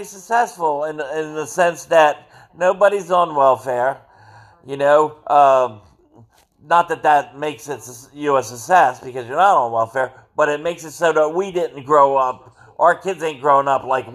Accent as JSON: {"language": "English", "area": "Cumberland County", "region": "New Jersey", "country": "United States", "tie": "born or raised there", "also_born_or_lived": "Atlantic City, New Jersey / Somers Point, New Jersey / Pittsgrove, New Jersey", "said": "Then we basically stayed in the Cumberland County area"}